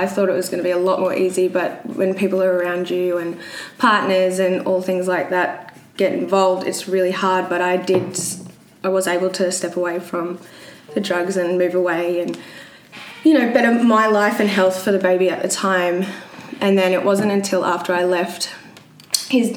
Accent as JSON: {"language": "English", "town": "Brisbane", "region": "Queensland", "country": "Australia", "said": "I'm from Brisbane"}